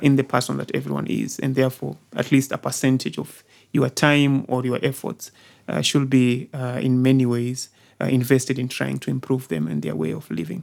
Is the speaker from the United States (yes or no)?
no; Kwale, Kwale County, Kenya; moved away as an adult; also born or lived in Lamu; now in Nairobi, Kenya; I was born, uh, in the coastal province, the coastal region, uh, specifically a place called Kwale